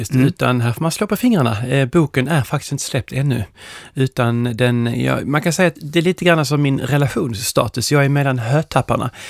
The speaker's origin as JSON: {"language": "Swedish", "region": "Skåne", "country": "Sweden", "tie": "born or raised there", "also_born_or_lived": "Stockholm / London", "said": "min uppväxt i, i Skåne och eh, Stockholm och London."}